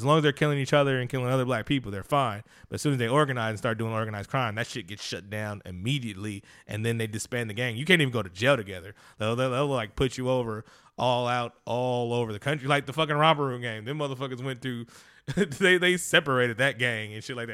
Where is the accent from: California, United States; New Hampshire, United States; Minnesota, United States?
California, United States; Oakland; I'm from Oakland, California